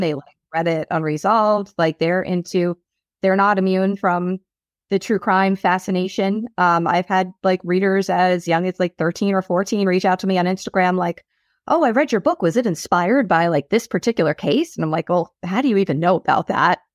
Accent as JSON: {"language": "English", "area": "South Shore, Long Island", "region": "New York", "country": "United States", "tie": "born or raised there", "also_born_or_lived": "Boston", "accent": "Long Island", "said": "born and raised on the South Shore."}